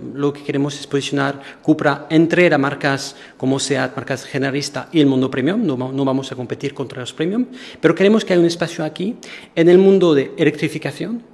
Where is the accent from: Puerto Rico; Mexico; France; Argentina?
France; Marseille, Provence-Alpes-Côte d'Azur; Spanish is a second language; moved away as an adult; now in Portugal; Soy francés, eh, pero del sur de Francia, soy un latino